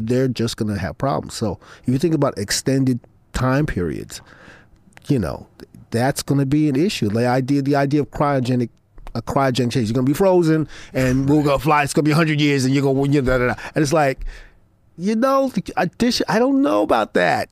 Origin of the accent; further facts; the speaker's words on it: Brooklyn, New York, United States; Brooklyn is what I know. I grew up in Brooklyn